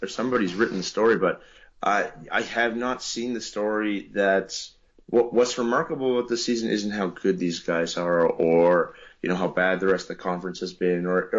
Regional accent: Canada; I'm Canadian

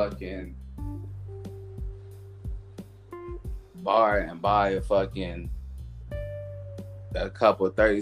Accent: Atlanta, Georgia, United States; now in New York, United States; I'm from Atlanta

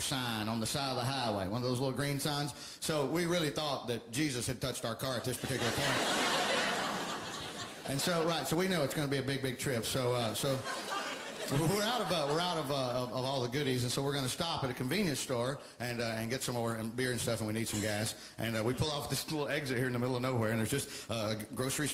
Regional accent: Alabama, United States; moved away

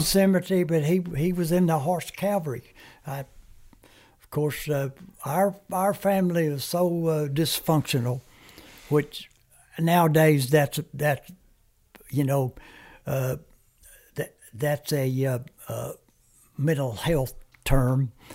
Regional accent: United States; first language Comanche; English is a second language; moved away; also born or lived in Germany; lived on a reservation.

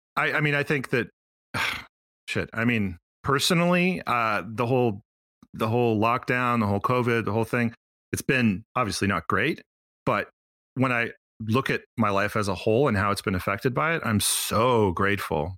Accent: Quebec, Canada; also born or lived in Montreal

